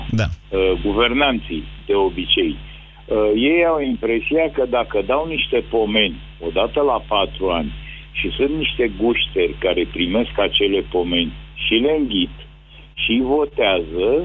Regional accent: Ukraine; da, ucrainien, cărețul.

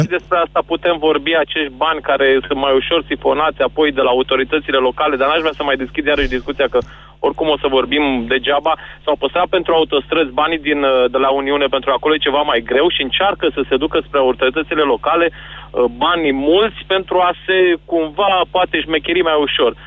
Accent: Brașov, Brașov County, Romania; sunt din Brașov

